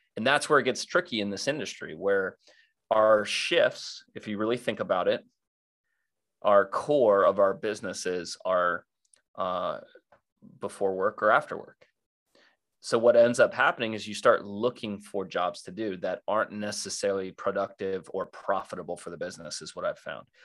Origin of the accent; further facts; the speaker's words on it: South Florida, United States; I grew up in South Florida wakeboarding